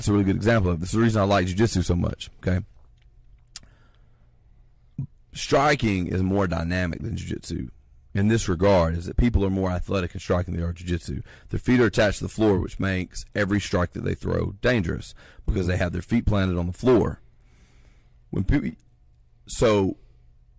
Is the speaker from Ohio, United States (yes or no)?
yes; Columbus, Ohio, United States; In my hometown. Hell, I'm the hometown guy